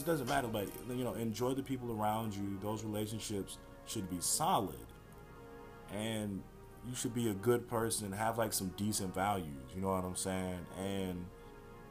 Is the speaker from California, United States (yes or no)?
no; Houston, Texas, United States; I'm from the Houston area